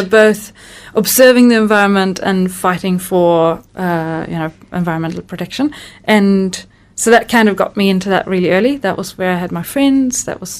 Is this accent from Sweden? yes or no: yes; Sweden; moved away as an adult; also born or lived in France; now in New Zealand; I grew up in Sweden with some really environmentally minded parents and, you know, and that kind of greeny family.